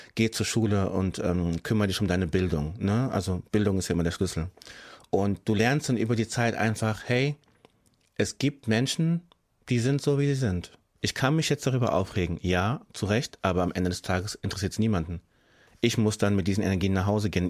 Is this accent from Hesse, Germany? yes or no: yes; Frankfurt, Hesse, Germany; ich bin hier geboren, ich bin hier aufgewachsen, ich bin Deutscher als meine ganze Straße in Sachsenhausen, wo ich wohne